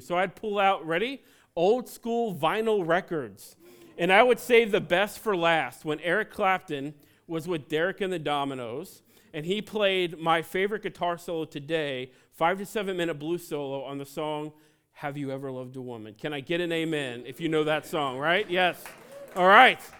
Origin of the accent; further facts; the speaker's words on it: Cincinnati, Ohio, United States; now in New England, United States; I was born and raised in Cincinnati, Ohio